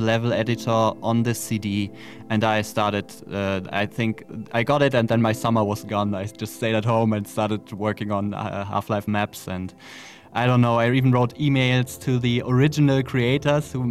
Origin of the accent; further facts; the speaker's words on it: Germany; we're both from Germany